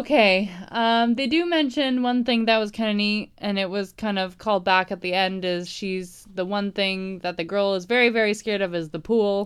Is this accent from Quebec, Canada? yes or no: no; Toronto, Ontario, Canada; I'm from Toronto.